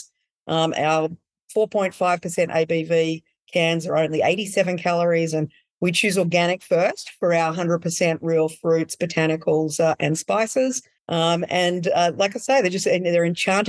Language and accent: English; Australia; moved away as an adult; now in California, United States; I'm Australian